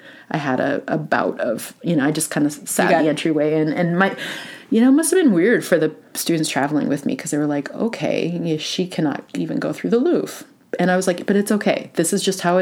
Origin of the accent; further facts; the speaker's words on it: Moose Lake, Minnesota, United States; Moose Lake, Minnesota, which is my hometown.